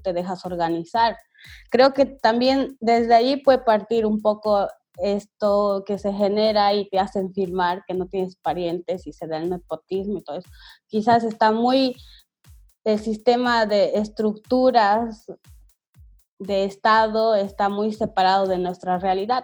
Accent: Bolivia; nosotros tenemos como bolivianos

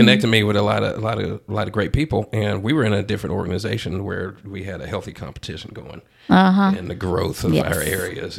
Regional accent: Austin, Texas, United States; Austin, Texas, and have never left

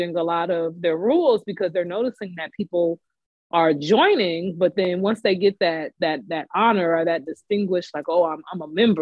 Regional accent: Washington, United States; moved away as an adult; I came from Washington State

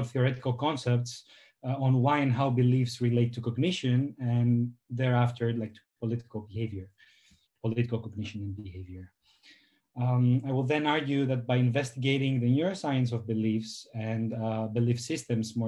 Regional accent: Greece; moved away as an adult; now in Amsterdam, Netherlands; I'm from Greece

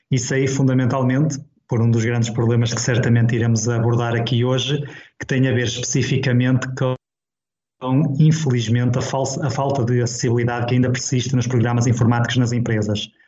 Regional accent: Vila do Conde, Porto District, Portugal; pronto, eu tenho 39 anos, sou de Vila do Conde, uh, sou deficiente visual

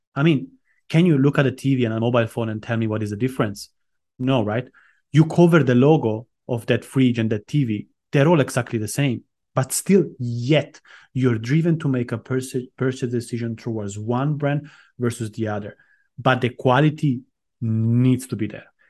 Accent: Italy; moved away as an adult; also born or lived in Armenia / London; now in Cyprus; My mom is Estonian, but I grew up in Italy

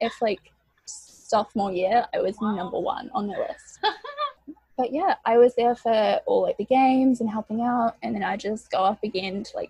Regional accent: New Zealand; moved away as an adult; now in New York, United States; as you can probably tell from my accent, I am from New Zealand. I came from, like, a very small rural town. In New Zealand, so, like, cows outside my bedroom window, so it was quite different moving to New York for college

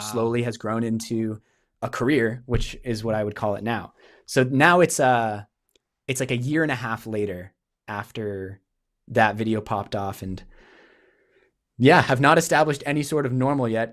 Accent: New Hampshire, United States; moved away as an adult; now in Canada; I grew up in New Hampshire in the States

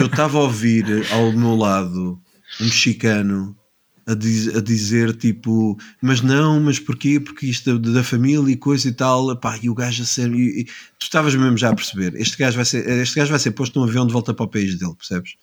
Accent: Lisbon, Portugal; also born or lived in New York; minha cidade natal de Lisboa

